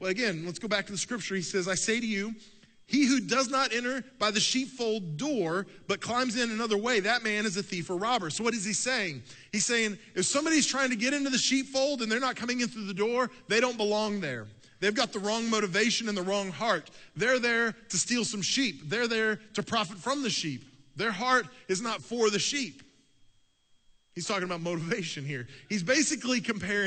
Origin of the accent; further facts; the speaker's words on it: United States; also born or lived in Oklahoma / Texas; I grew up in Oklahoma and Texas